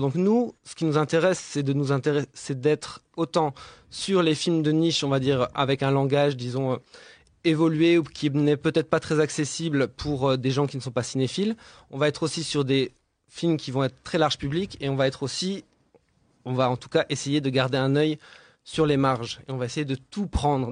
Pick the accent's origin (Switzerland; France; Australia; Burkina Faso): France; now in Brussels, Belgium; J'habite Bruxelles, je ne suis ah pas bruxellois. Enfin bon, si je suis bruxellois. Je suis français